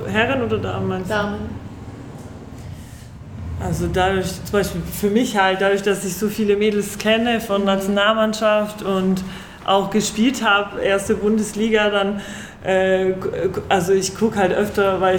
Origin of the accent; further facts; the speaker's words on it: Kraków, Lesser Poland, Poland; born there; Also man muss dazu sagen, also ich bin in Krakau geboren und mein Vater hat ähm, in dem Verein halt zehn Jahre lang gespielt.